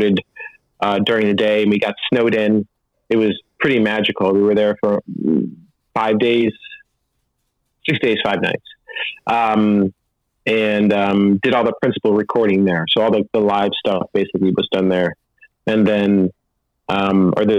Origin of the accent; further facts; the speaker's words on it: outside Syracuse, central New York, United States; I grew up outside Syracuse